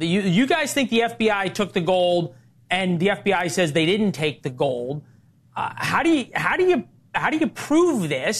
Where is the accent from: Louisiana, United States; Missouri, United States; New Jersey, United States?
Missouri, United States; St. Louis; I'm from St. Louis, where the downtown's a ghost town.